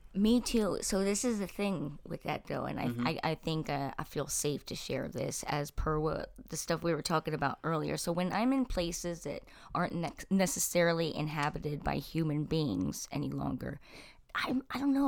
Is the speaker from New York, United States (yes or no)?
no; New Jersey, United States; now in Elkins Park, United States; I grew up in South Jersey. I live in Elkins Park